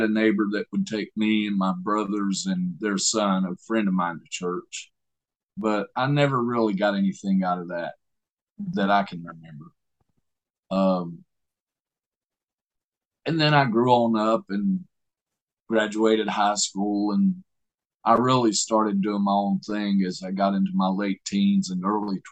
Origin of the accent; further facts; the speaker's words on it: Southeast Alabama, United States; I was born in Southeast Alabama